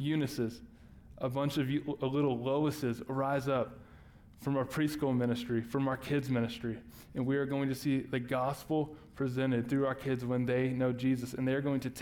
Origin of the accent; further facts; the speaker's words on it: Texas, United States; we're from Texas, so I call my grandma Mama